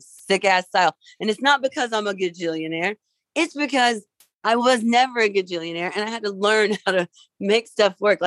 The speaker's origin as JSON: {"language": "English", "town": "Vincennes", "region": "Indiana", "country": "United States", "tie": "born or raised there", "said": "I grew up in Vincennes, Indiana."}